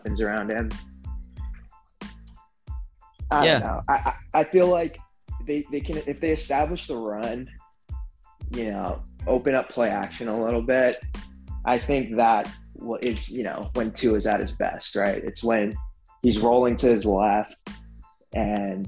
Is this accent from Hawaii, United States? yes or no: yes; Hawaii, United States; since we're all from Hawaii